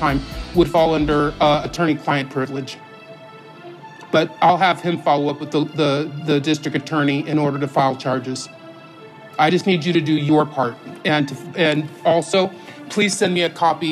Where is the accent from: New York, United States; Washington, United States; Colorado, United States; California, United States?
California, United States; I'm the one from California